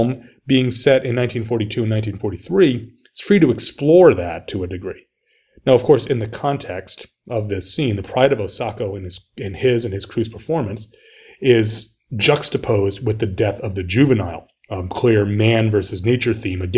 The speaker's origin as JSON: {"language": "English", "country": "United States", "said": "as an American"}